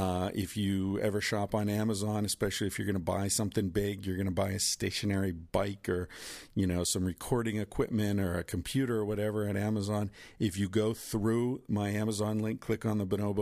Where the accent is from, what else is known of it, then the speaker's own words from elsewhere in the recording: Pennsylvania, United States; I grew up in Western Pennsylvania, where the air was full of soot and the streams were full of, you know, shit because of all the steel mills and the coal mining